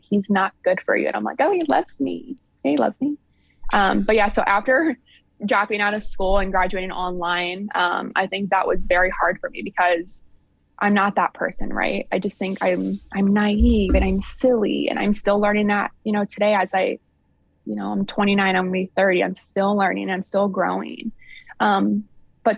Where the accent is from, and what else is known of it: Sycamore, Ohio, United States; born or raised there; also born or lived in Upper Sandusky, Ohio